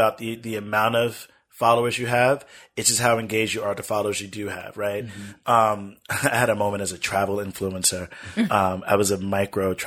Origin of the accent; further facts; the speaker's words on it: United States; I know my family history. We've been here for over 8 generations, mm-hmm. at least 8 generations I can document. I'm more American than most people are American